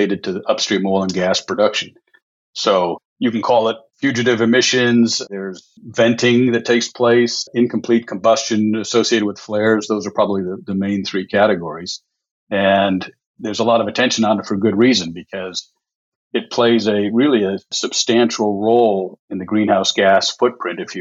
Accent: Michigan, United States; now in Houston, United States; originally from Michigan, but been here, maybe some 45 years or so

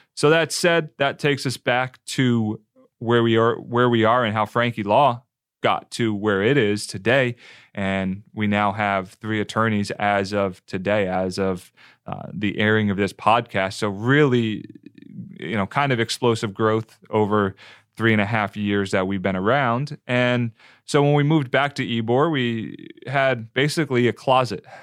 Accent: New Jersey, United States; moved away as an adult; also born or lived in Western North Carolina; now in Tampa, United States; Northeastern kid, New Jersey, South Jersey, about ten minutes outside of Philadelphia

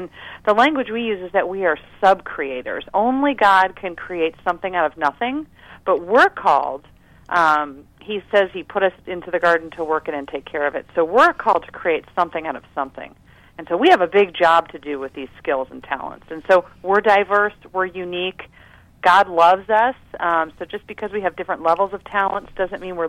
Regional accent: United States; I was born right outside of Washington, D.C.

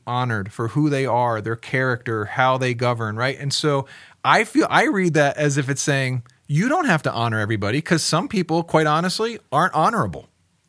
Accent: United States; as an American Christian

